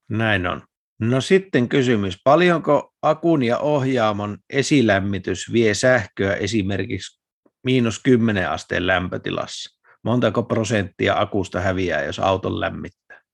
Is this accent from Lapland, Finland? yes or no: yes; Lapland, Finland; moved away; mä kun olen Lapista kotoisin